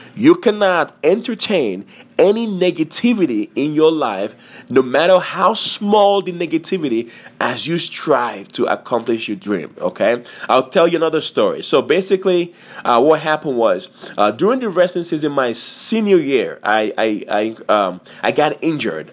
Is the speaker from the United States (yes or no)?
yes; Montgomery County, Maryland, United States; I am from Montgomery, Montgomery, County, Maryland